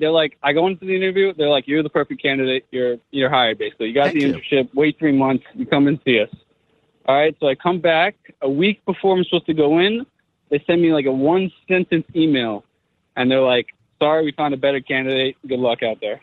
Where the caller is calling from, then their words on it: New Jersey, United States; I'm calling from uh, North Jersey.